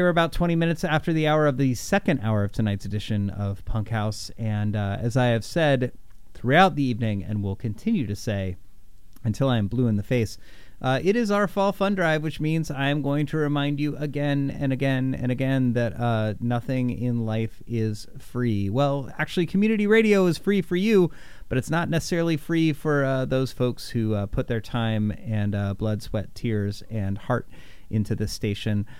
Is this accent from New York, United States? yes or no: no; Indianapolis, Indiana, United States; in my hometown of Indianapolis when I was just a young boy